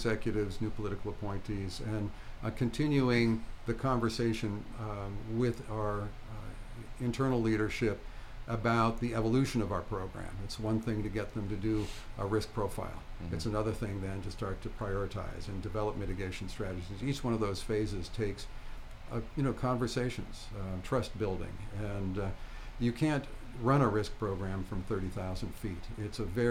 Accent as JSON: {"language": "English", "town": "Flint", "region": "Michigan", "country": "United States", "tie": "born or raised there", "moved": "yes", "said": "I grew up in Flint, Michigan"}